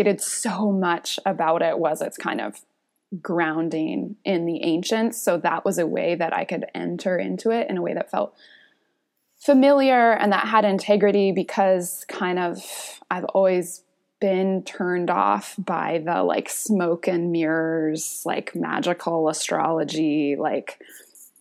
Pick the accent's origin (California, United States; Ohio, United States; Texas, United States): California, United States; Northern; I was born in Northern California, kind of spent the early part of my life in like, in this kind of co-housing agricultural community